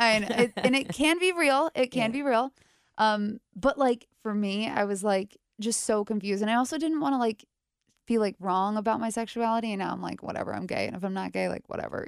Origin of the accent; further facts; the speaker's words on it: New York area, United States; now in Cincinnati, United States; I'm from the New York area.